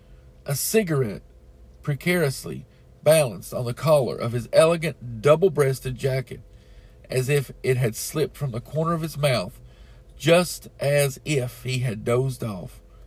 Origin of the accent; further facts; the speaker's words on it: East Tennessee, United States; I'm from East Tennessee.